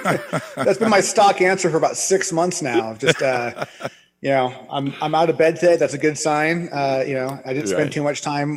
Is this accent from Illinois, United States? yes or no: no; San Juan Island, Washington, United States; Like growing up in Washington State, I mean, we were right by the border. I grew up on an island. Like you could see Victoria from, the beach kind of thing.